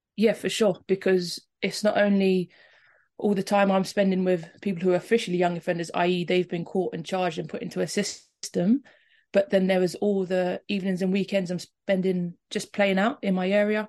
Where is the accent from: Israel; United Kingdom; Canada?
United Kingdom; London